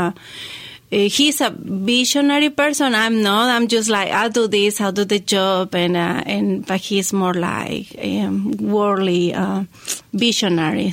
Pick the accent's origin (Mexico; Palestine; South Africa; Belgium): Mexico; La Paz, Baja California Sur; moved away as an adult; also born or lived in Mexico City; now in Hendersonville, United States; I was born in Mexico City, and I grew up in La Paz, very close to Los Cabos in Mexico. And I moved here in 2003.